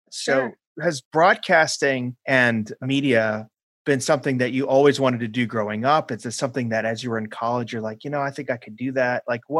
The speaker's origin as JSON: {"language": "English", "town": "Chicago", "region": "Illinois", "country": "United States", "tie": "born or raised there", "said": "I grew up born and raised in Chicago"}